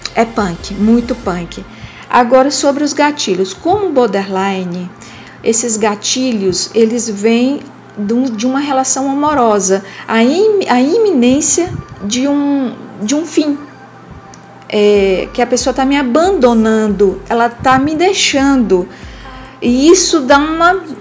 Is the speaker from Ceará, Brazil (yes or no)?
yes; Ceará, Brazil; Sou cearense, moro em Fortaleza